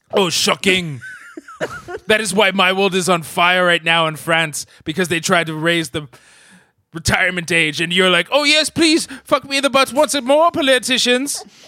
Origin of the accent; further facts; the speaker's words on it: London, United Kingdom; I'm from South London